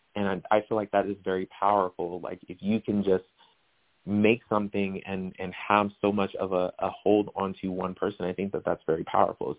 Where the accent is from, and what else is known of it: Riverside, California, United States; born or raised there; moved away as an adult; now in Las Vegas, United States